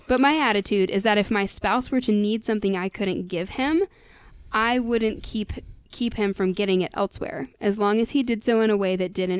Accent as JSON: {"language": "English", "country": "United States", "said": "We are American after all."}